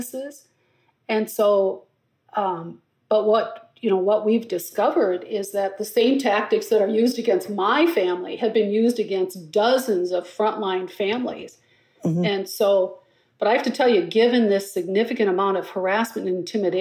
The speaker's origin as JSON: {"language": "English", "town": "Blooming Prairie", "region": "Minnesota", "country": "United States", "tie": "born or raised there", "also_born_or_lived": "Twin Cities Metro, Minnesota", "moved": "yes", "lives_now": "Minneapolis, United States", "said": "My hometown of Blooming Prairie"}